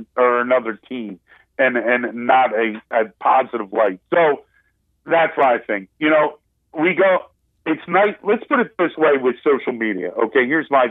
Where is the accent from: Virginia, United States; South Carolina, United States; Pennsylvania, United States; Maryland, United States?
Pennsylvania, United States; Philadelphia; we're from Philadelphia